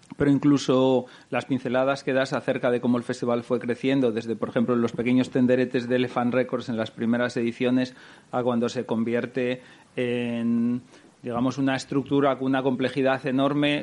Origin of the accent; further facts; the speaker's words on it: Gijón, Asturias, Spain; Fue la primera vez que me fui de Gijón